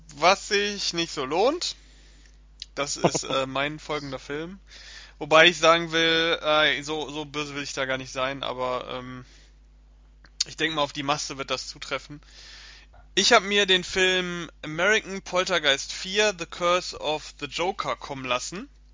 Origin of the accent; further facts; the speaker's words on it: Germany; bei uns in Deutschland